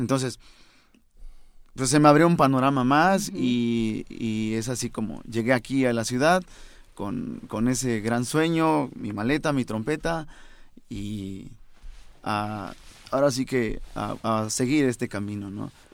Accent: Venustiano Carranza, Chiapas, Mexico; also born or lived in San Cristóbal de las Casas, Chiapas; now in Mexico City, Mexico; sí nací en San ah, Cristóbal, pero gran parte de mi vida eh, pasé en Venustiano Carranza, Chiapas

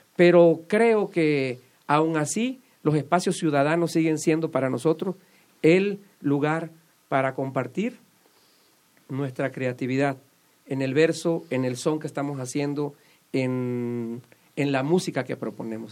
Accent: Sotavento, Mexico; also born or lived in New York

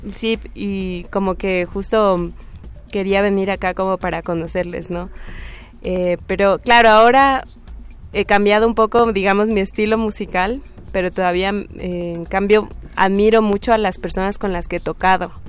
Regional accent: Ecuador; moved away as an adult; now in Mexico; somos de Ecuador

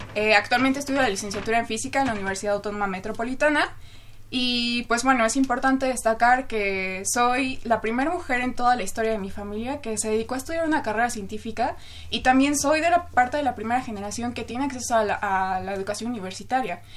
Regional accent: Chimalhuacán, State of Mexico, Mexico; yo crecí en Chimalhuacán, Estado de México, eh, un lugar sumamente conflictivo

